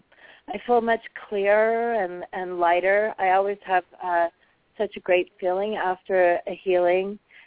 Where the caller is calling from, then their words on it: Pasadena, California, United States; I'm calling from Pasadena.